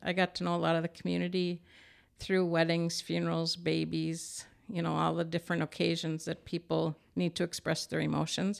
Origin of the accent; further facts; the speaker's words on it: Farmington, Minnesota, United States; my hometown of Farmington